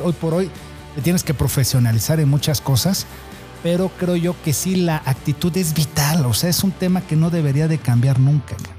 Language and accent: Spanish; Tierra Blanca, Veracruz, Mexico; also born or lived in Córdoba, Veracruz; somos oriundos de Tierra Blanca, Veracruz